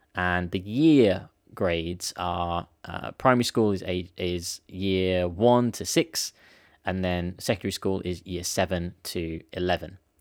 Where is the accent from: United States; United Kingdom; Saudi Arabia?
United Kingdom; as a British kid because I didn't understand the grade system. Because in the UK we've got this year system